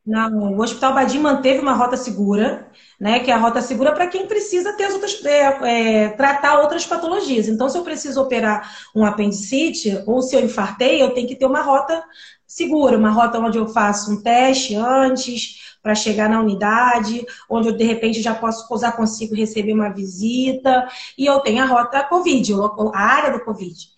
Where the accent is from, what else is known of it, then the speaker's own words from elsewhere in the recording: Brazil; A gente é brasileiro